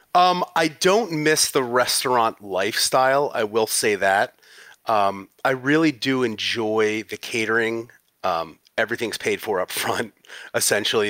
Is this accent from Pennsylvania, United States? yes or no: yes; West Chester, Pennsylvania, United States; moved away as an adult; also born or lived in San Francisco, California; I'm originally from Westchester, Pennsylvania